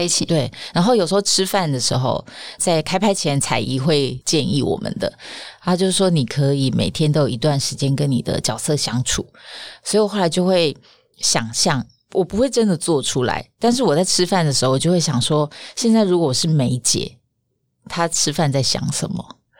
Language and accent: Chinese; Pingtung County, Taiwan; accent: southern; now in Taipei, Taiwan; 因为我是屏东人